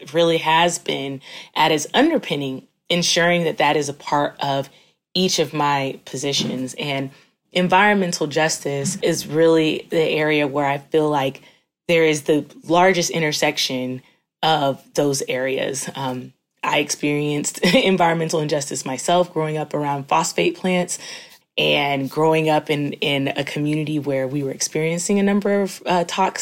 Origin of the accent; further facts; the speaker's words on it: Florida, United States; I grew up in the South. I grew up in Florida